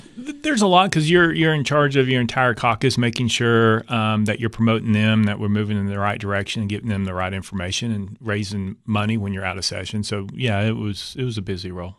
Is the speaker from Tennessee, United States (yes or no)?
yes; Knoxville, Tennessee, United States; also born or lived in Lake City, Tennessee / Cumberland County, Tennessee; I grew up in, in, uh, West Knoxville